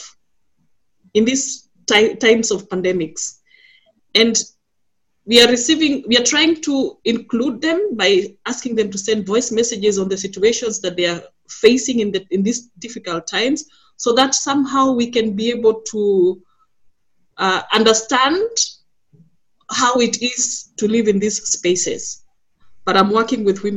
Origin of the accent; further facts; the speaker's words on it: Kenya; now in Berlin, Germany; a migrant, but I am originally from Kenya